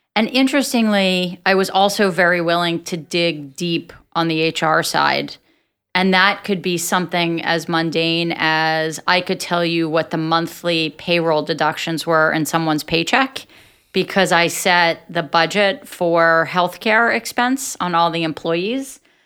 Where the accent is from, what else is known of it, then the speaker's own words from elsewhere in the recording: Atlantic City, New Jersey, United States; I'm from Atlantic City, and I grew up in a very entrepreneurial environment